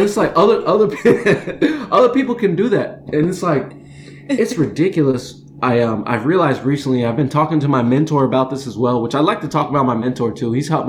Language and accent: English; Champaign-Urbana, Illinois, United States; the University of Illinois, which is in my hometown, the place I dropped out of.